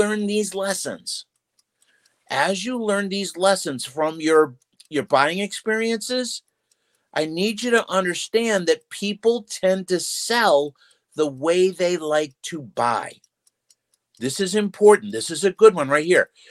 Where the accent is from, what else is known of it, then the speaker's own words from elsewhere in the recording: Massachusetts, United States; moved away; I'm from Massachusetts originally